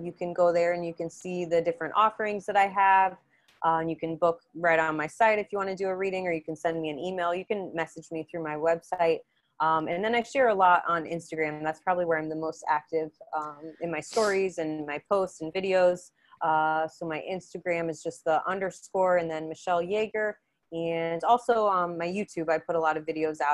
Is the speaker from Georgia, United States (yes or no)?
no; Indiana, United States; moved away; we're both from Indiana too